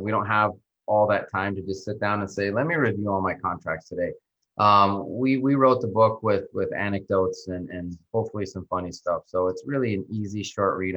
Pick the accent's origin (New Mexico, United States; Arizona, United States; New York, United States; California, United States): New Mexico, United States; moved away as an adult; now in Miami, United States; I grew up in New Mexico, so not too far from you guys, and then went to college there